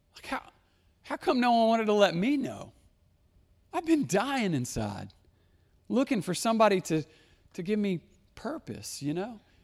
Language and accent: English; Conway, Arkansas, United States; also born or lived in central Wisconsin; I grew up in Conway as a young person